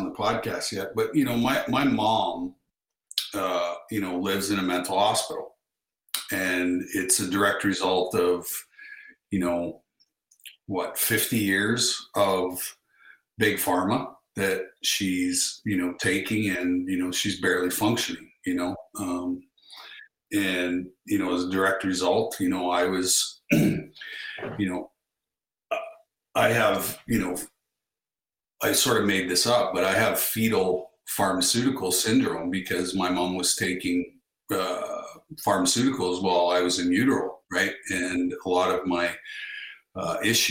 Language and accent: English; Russell, Manitoba, Canada; moved away; my hometown of Russell, Manitoba